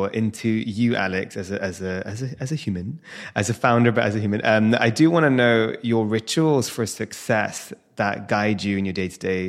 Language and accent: English; London, United Kingdom; born and raised in London